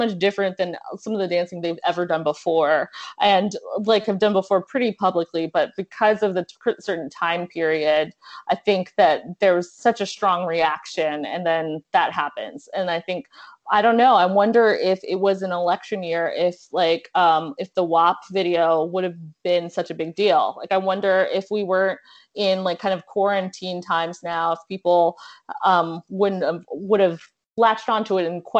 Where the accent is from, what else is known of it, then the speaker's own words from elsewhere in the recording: South Florida, United States; I'm from South Florida.